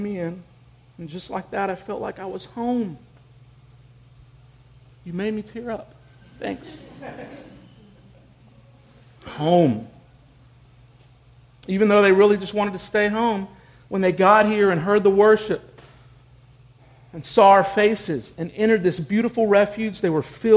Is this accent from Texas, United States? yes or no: yes; Houston, Texas, United States; moved away; my friends and family in my hometown of Houston were underwater